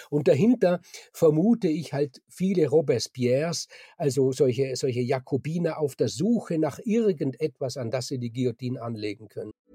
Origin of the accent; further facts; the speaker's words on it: Austria; bei uns in Österreich